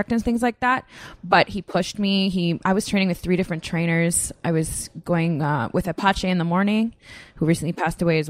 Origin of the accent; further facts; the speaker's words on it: Canada; moved away; I come from Canada